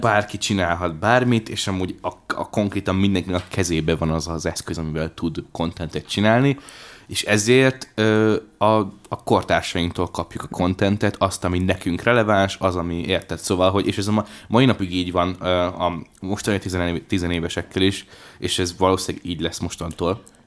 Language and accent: Hungarian; Hungary; én vidéki gyerek vagyok